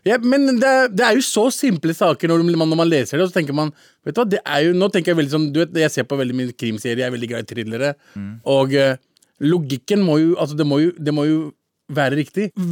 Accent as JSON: {"language": "Norwegian", "town": "Lørenskog", "region": "Akershus", "country": "Norway", "said": "Lørenskog uh, der jeg kommer fra"}